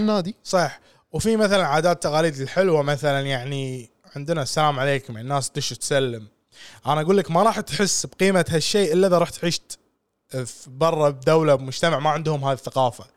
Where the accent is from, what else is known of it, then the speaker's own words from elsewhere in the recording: Kuwait; عندنا بالكويت